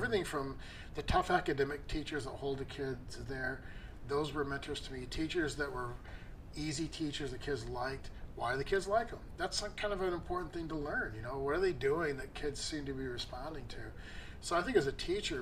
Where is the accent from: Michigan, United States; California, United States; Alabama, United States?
Michigan, United States; Redford; moved away; I grew up in Redford, Virginia. So that's not Detroit. But, I mean, still, it's like the Detroit area